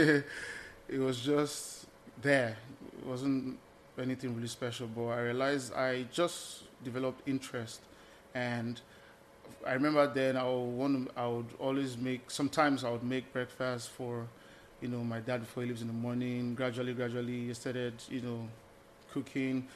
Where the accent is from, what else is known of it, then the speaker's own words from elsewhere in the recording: Lagos, Nigeria; moved away as an adult; also born or lived in Eastern Nigeria (parents' origin); now in United States; I'm Lagosian by birth, but the man from the East, the wise man from the East by, you know, reason of my parents